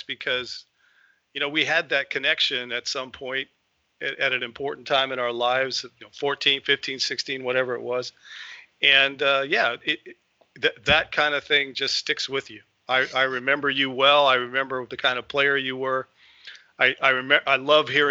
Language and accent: English; Tucson, Arizona, United States; We grew up in Tucson, Arizona, and we were actually on the same youth football team when we were, I guess, 14